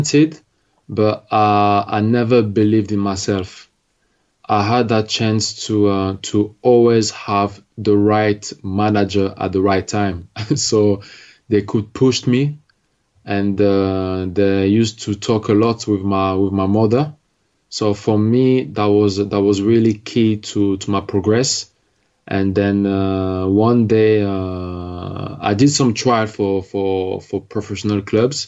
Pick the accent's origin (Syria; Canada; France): France; English is a second language; also born or lived in Algeria / Congo; when I played around my town, my hometown, I was playing against young people that were at school with me